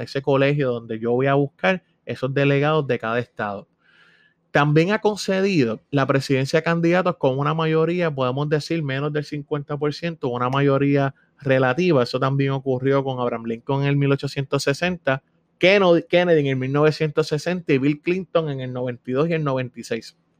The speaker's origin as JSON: {"language": "Spanish", "country": "Puerto Rico", "said": "somos ciudadanos americanos residentes en Puerto Rico"}